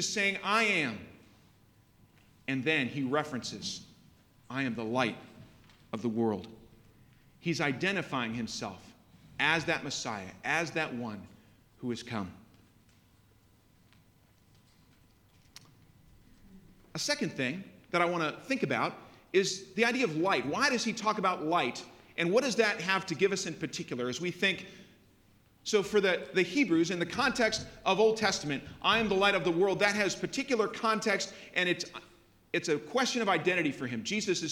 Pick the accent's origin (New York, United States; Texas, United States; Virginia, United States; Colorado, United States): New York, United States; Buffalo; my hometown, Buffalo, New York